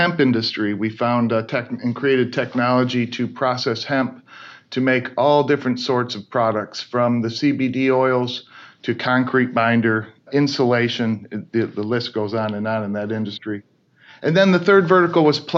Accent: Michigan, United States; We grew up in Michigan, grew around the automotive industry

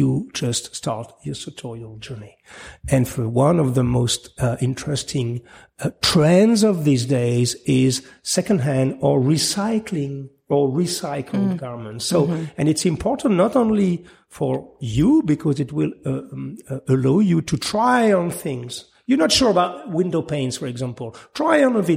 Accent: France; English is a second language; I'm just French sometimes, my tongue

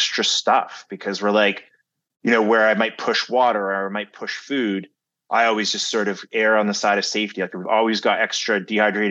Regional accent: Canada; I'm Canadian

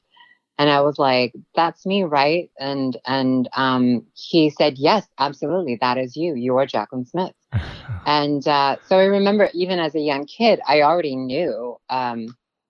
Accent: Guam; first language Tagalog; English is a second language; also born or lived in Philippines; now in Los Angeles, United States; growing up in Guam was very different than growing up in the Philippines.

